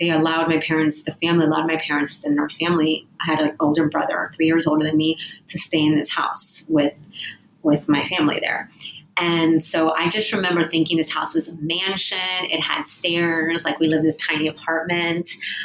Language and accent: English; East Coast, United States; born or raised there; English is a second language